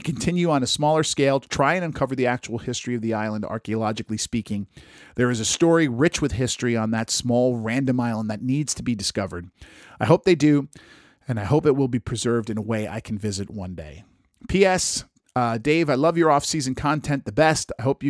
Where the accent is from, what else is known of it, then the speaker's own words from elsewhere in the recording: New England, United States; I grew up on the New England seacoast, and I never found any undocumented stone roads or a Templar cross on the beach.